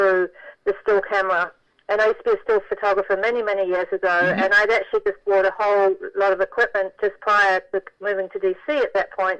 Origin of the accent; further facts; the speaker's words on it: New Zealand; moved away; my hometown had been destroyed by an earthquake